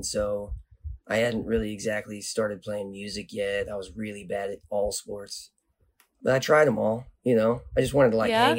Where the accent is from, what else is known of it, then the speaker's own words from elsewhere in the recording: Nevada, United States; I was born in Reno, Nevada, and I grew up in the Sierra Nevada mountains.